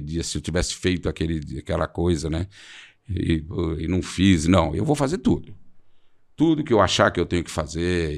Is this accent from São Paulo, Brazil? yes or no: yes; São Paulo, Brazil; eu voltei do Morumbi para Santana, para o Alto de Santana, da, da, onde eu sempre morei, onde eu nasci